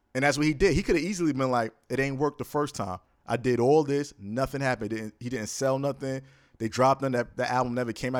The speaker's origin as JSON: {"language": "English", "region": "New York", "country": "United States", "tie": "born or raised there", "said": "Born and raised in New York"}